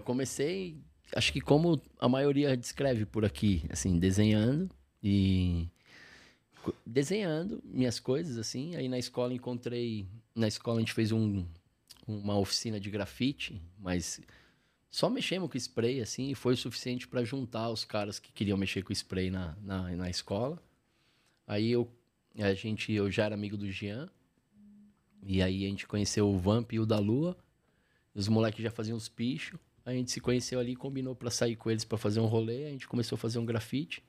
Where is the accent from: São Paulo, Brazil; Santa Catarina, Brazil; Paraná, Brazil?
São Paulo, Brazil; also born or lived in Lapa, São Paulo; eu nasci mas depois eu cresci no Ipiranga, onde eu cresci de fato